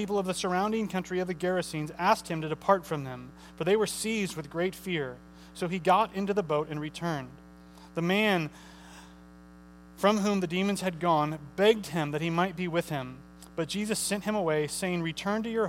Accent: St. Charles, Missouri, United States; I usually say I'm from St. Charles. I'm from St. Charles, Missouri

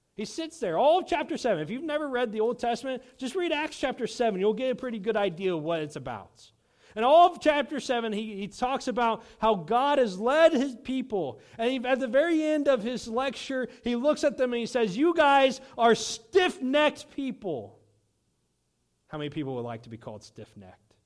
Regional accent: United States; As American Christians

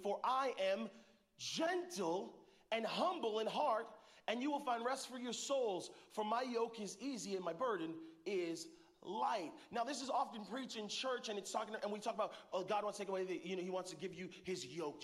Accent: Arizona, United States; now in Northern California, United States; we're both from Arizona, spent some time in Arizona

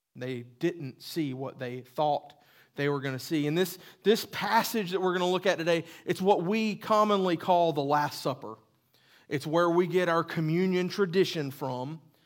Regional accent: the South, United States; accent: southern; That was my southern accent

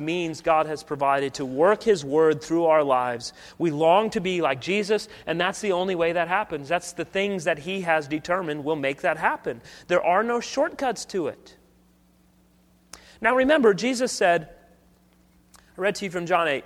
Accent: United States; I love celebrating Independence Day as an American

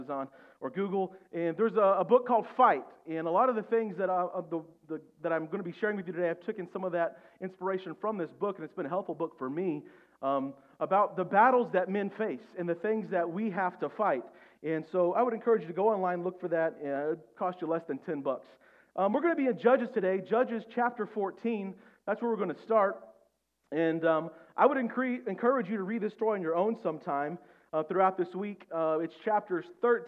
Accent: Oklahoma, United States; also born or lived in Shawnee, Oklahoma; I grew up in Oklahoma, right? And before I moved to Oklahoma City, we lived in the little town of Shawnee, Oklahoma.

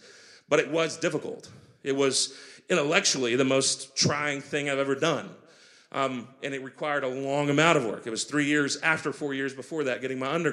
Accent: United States; also born or lived in Grandview; The patriotism that we feel as an American

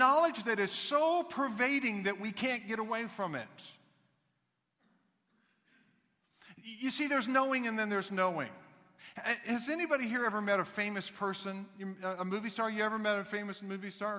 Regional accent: Kansas City, Missouri, United States; I grew up in Kansas City

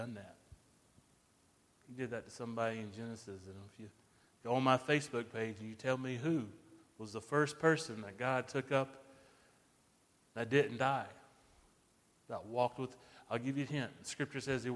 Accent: United States; being an American

